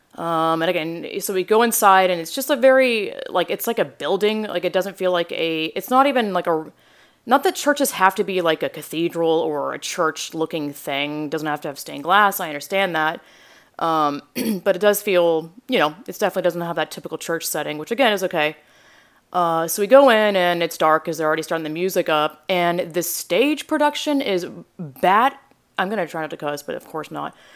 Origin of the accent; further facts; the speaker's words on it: Georgia, United States; moved away as an adult; now in San Jose, United States; I grew up Southern Baptist in Georgia